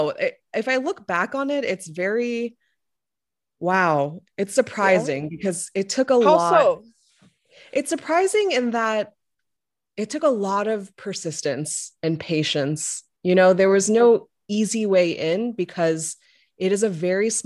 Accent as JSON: {"language": "English", "region": "Louisiana", "country": "United States", "tie": "born or raised there", "moved": "yes", "said": "I'm a Korean American and I grew up in Louisiana. So I spent most of my formative years down south"}